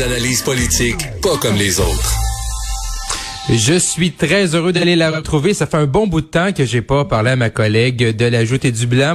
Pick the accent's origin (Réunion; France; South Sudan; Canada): Canada; Quebec; un jeune bleuet comme moi du Saguenay-Lac-Saint-Jean